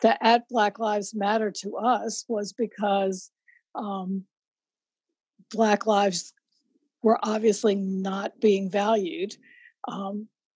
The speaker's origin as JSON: {"language": "English", "town": "Lynchburg", "region": "Virginia", "country": "United States", "tie": "born or raised there", "said": "I grew up in Lynchburg, Virginia, so I am a Virginian through and through"}